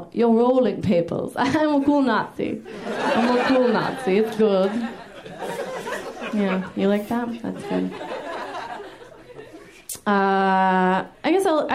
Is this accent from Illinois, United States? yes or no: no; Minneapolis, Minnesota, United States; moved away; I'm from Minnesota originally. I'm from Minneapolis